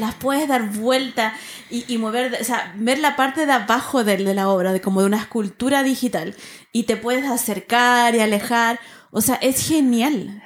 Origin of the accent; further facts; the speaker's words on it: Valparaíso, Chile; como soy porteña